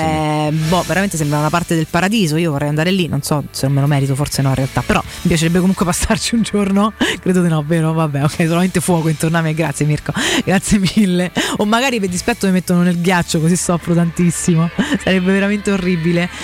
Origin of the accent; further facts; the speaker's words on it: Santa Severa, Lazio, Italy; sono di Santa Severa